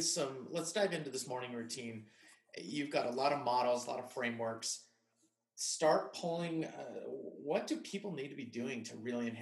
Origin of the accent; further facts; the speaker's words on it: Farmington, New Mexico, United States; now in Salt Lake City, United States; She's in Farmington, New Mexico, the hometown where I grew up. Yes, I am from New Mexico. Little fun fact, probably didn't know about me. And currently I reside in Salt Lake